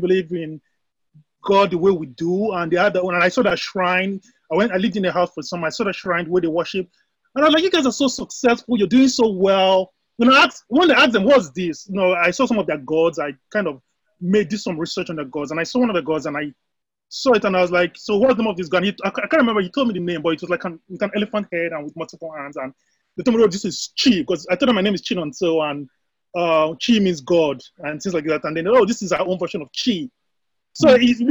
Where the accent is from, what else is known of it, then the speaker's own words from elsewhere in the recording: Nigeria; moved away as an adult; now in United States; I'm born and raised in Nigeria. I happen to be in the US, uh, based in the US.